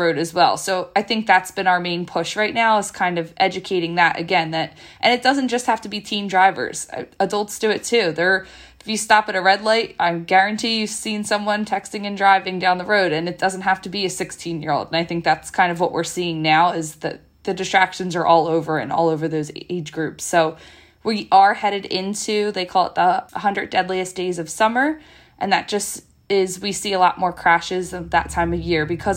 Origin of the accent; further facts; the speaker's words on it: Bucks County, Pennsylvania, United States; I grew up in Bucks County my whole life